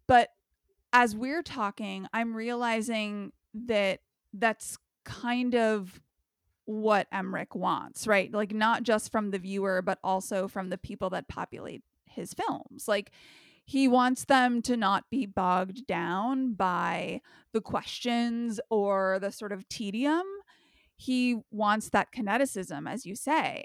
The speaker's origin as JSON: {"language": "English", "country": "United States", "said": "all of us Americans"}